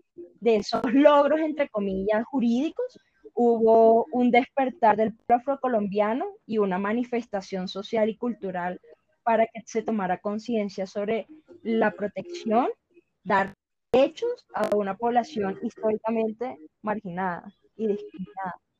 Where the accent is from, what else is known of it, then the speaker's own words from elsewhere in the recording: Valledupar, Cesar, Colombia; la ciudad de donde, de donde vengo, que es Valledupar.